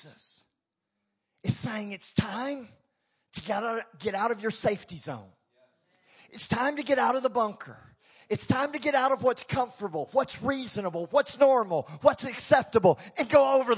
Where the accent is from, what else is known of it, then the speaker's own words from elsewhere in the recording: Texas, United States; We're American, we're Texan